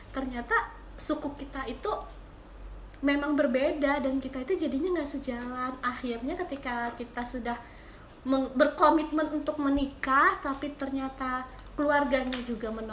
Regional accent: Aceh, Indonesia; tinggi sih kalau segitu sih standar ya kalau kita orang Aceh

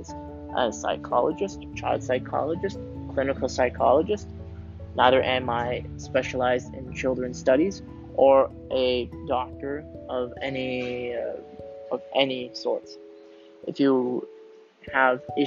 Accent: Canada; moved away as an adult; now in Switzerland; I was born and raised in Canada, and I moved to Switzerland in 2007

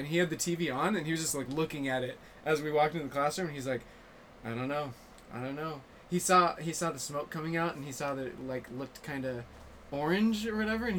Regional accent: Kentucky, United States; also born or lived in Bay Area, California / Reno, Nevada / Tulsa, Oklahoma / Santa Maria, California; I went to high school in Kentucky, but I grew up all over. Born in the Bay Area. We moved to Reno when I was 2, Tulsa when I was 7. Santa Maria when I was 10, Northern Kentucky when I was 14.

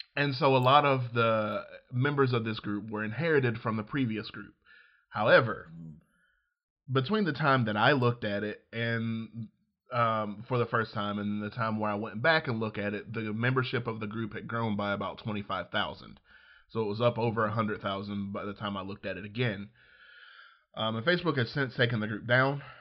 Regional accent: Georgiana, Alabama, United States; moved away; I was growing up in, in, in Georgiana, Alabama

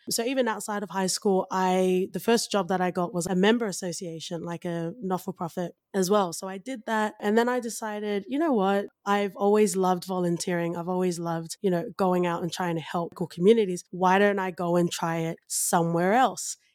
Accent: Australia; I am of Tongan ethnicity, but I grew up in Australia

